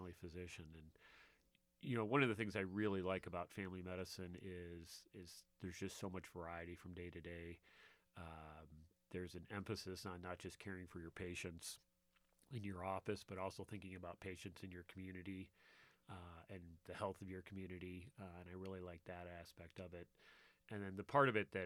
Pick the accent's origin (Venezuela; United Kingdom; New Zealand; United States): United States; Michigan; I grew up in Michigan